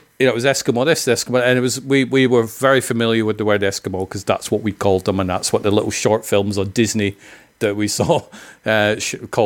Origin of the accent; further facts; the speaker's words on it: Scotland, United Kingdom; I'm from Scotland. I've been called a jock many times